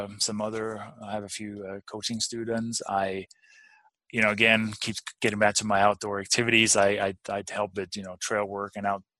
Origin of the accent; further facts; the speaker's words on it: Denmark; also born or lived in Durango; now in United States; growing up I'm from Denmark originally